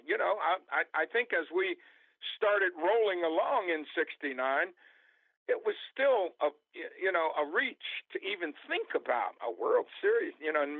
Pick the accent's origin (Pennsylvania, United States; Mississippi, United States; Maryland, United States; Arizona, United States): Maryland, United States; Baltimore; my hometown team, the Baltimore Orioles